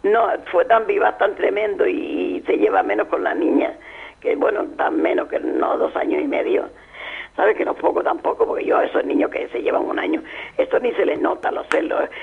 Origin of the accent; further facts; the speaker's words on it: Canary Islands, Spain; La palabra de aquí, nosotros también pachorra.